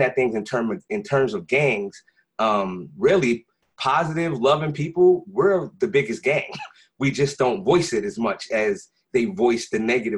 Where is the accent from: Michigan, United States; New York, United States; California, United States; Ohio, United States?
New York, United States; New York City; I'm originally from, born and raised in Brooklyn, New York.